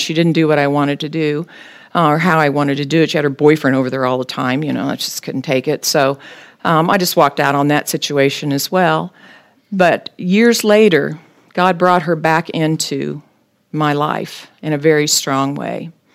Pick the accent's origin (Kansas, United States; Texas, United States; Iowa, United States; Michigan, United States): Kansas, United States; Topeka; I was born and raised in Topeka